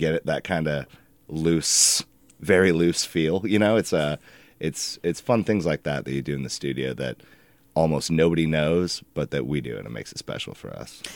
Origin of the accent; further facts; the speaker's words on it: Alaska, United States; moved away as an adult; now in Portland, United States; we, … and I, the singer, we were raised in Alaska. We lived there